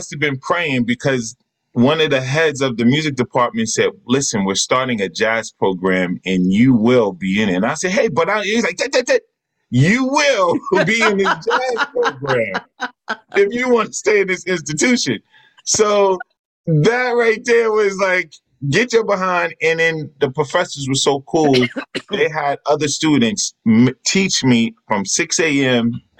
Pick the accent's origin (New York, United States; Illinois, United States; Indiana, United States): New York, United States; Jamaica, Queens; So my brother, I grew up in Jamaica, Queens. A lot of musicians came out of Jamaica, Queens, ….